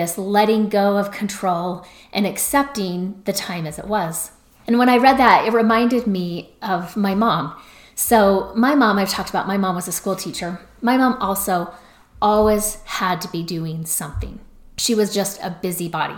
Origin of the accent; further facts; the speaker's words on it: Salt Lake City, Utah, United States; I was from Salt Lake City, Utah